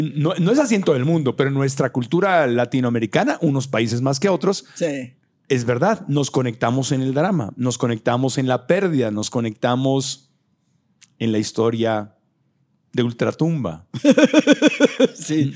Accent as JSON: {"language": "Spanish", "country": "Mexico"}